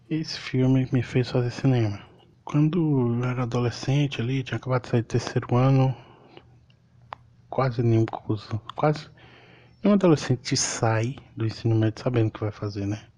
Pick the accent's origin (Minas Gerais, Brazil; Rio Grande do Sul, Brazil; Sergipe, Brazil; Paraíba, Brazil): Minas Gerais, Brazil; Pirapora; born there; Eu sou mineiro, nasci no norte de Minas Gerais, Pirapora, uma cidade quente para um caralho odeio calor.